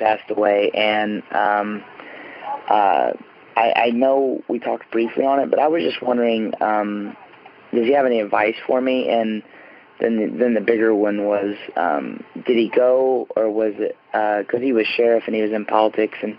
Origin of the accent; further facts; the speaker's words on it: Terre Haute, Indiana, United States; home is in uh, Terre Haute, Indiana, where the famous Larry Bird played for Indiana State University. I'm a Hoosier.